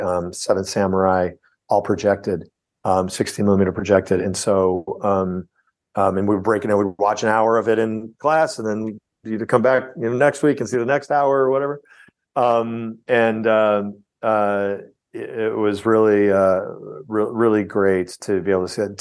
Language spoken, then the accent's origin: English; outside of Chicago, Illinois, United States; I grew up outside of Chicago